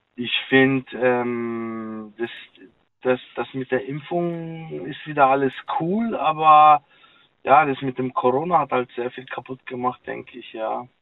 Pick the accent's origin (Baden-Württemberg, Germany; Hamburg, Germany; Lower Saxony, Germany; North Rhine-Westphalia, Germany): Baden-Württemberg, Germany; Karlsruhe; Ich bin äh, Karlsruhe